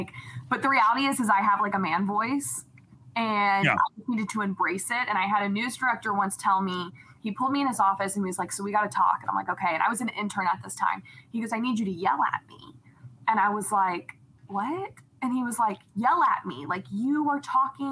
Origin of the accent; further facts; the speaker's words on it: Atlanta, Georgia, United States; moved away as an adult; also born or lived in Dallas, Texas / Lubbock, Texas / Wisconsin; now in Cleveland, United States; I grew up in Atlanta. So I was there from third grade until I graduated high school